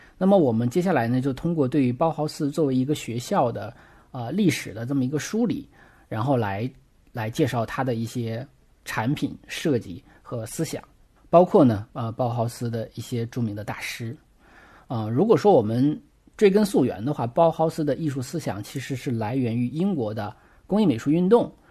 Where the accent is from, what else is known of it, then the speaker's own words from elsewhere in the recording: China; 我们中国人